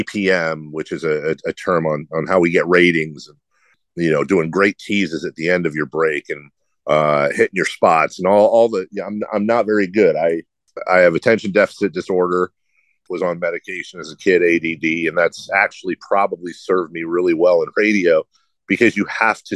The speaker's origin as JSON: {"language": "English", "town": "Carmichael", "region": "California", "country": "United States", "tie": "born or raised there", "said": "work at the radio station in my hometown"}